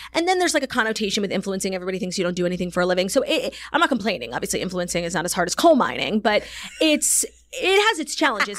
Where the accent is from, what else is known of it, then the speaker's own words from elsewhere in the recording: New York City, New York, United States; growing up in New York